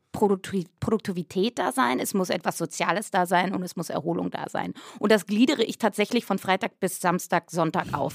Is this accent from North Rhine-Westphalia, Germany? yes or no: yes; Schladern, North Rhine-Westphalia, Germany; also born or lived in Cologne; now in Berlin, Germany; Ich bin ähm, ja auf dem Dorf groß geworden, Köln geboren, aber mit fünf Jahren dann aufs Dorf gezogen